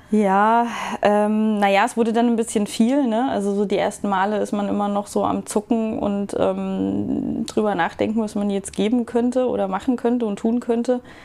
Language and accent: German; Germany; als Deutscher